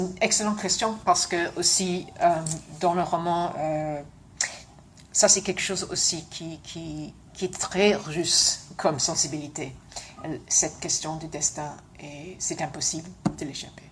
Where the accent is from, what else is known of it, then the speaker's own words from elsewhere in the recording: London, United Kingdom; French is a second language; moved away; also born or lived in Montreal, Canada / South of France; je suis née à Londres parce que mes parents euh, se sont rencontrés là et on était tous élevés à Londres